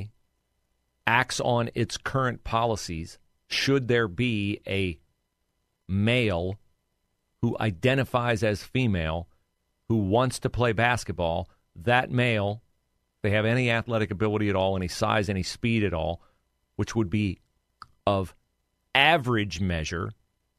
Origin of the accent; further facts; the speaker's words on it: West Liberty, Ohio, United States; my hometown of West Liberty